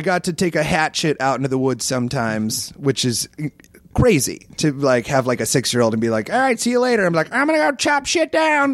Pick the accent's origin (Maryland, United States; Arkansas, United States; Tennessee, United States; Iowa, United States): Iowa, United States; moved away; I grew up in Iowa